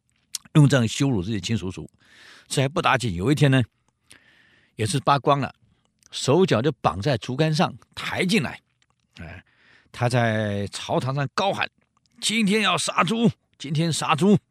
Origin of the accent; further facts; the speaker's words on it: Taiwan; 呃，我们台湾话讲喷呢，就是馊水一切把它混在一起